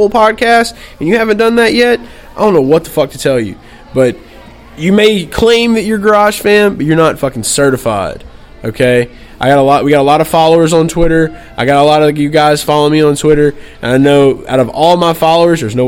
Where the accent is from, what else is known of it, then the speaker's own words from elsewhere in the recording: Bogalusa, Louisiana, United States; now in New Orleans, United States; My hometown is Bogalusa, Louisiana